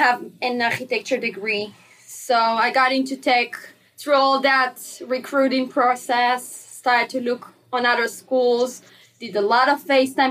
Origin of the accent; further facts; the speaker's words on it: Herzliya, Tel Aviv District, Israel; moved away as an adult; now in Blacksburg, United States; I'm from Israel, actually, Herzliya, Israel